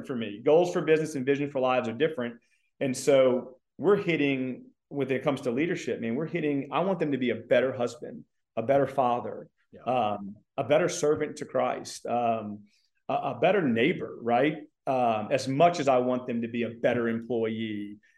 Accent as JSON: {"language": "English", "town": "Mandeville", "region": "Louisiana", "country": "United States", "tie": "born or raised there", "also_born_or_lived": "Covington, Louisiana", "moved": "as an adult", "lives_now": "Texas, United States", "said": "I am a Cajun. I was born and raised in Louisiana."}